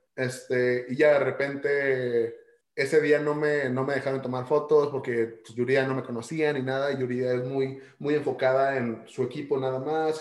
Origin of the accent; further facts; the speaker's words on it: Ciudad Juárez, Chihuahua, Mexico; soy mexicano